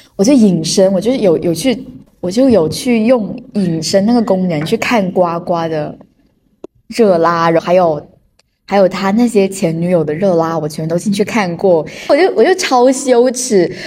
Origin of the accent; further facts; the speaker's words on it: China; 我们中国人